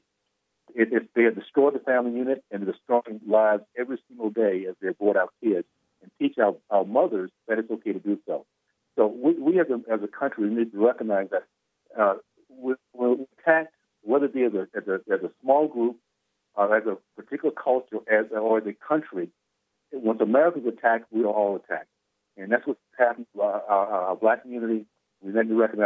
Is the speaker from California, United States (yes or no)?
no; Tallahassee, Florida, United States; I grew up in the Deep South, segregated KKK Tallahassee